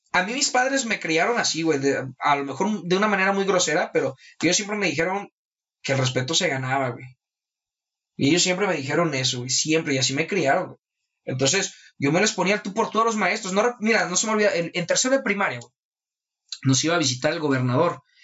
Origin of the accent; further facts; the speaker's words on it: Mexico; es mi responsabilidad como mexicano